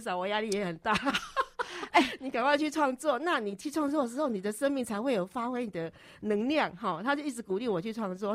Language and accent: Chinese; Minxiong, Chiayi County, Taiwan; now in Taipei, Taiwan; 我是嘉义民雄牛斗山这边的人